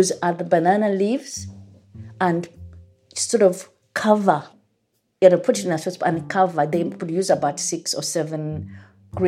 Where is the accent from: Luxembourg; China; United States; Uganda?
Uganda; moved away as an adult; now in England, United Kingdom; I grew up in Uganda and I've been here in England for quite a number of years.